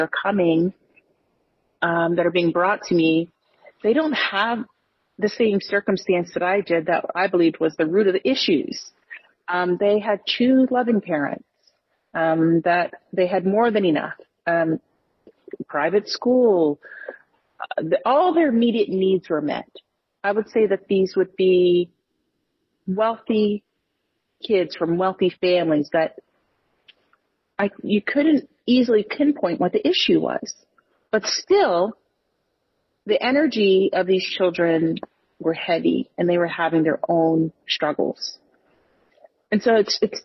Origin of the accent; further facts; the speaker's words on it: United States; I was born into poverty in the United States.